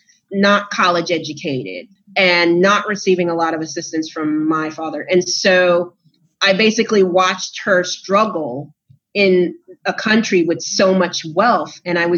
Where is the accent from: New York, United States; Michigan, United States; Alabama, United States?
New York, United States; New York City; So I grew up in New York City, and I was raised by a single mother who was an immigrant. She's an immigrant from Panama. My father is from the South, so he's African-American.